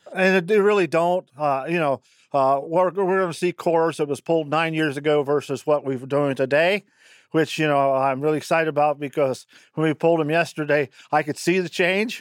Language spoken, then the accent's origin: English; Fairfield County, Ohio, United States; from Fairfield County, Ohio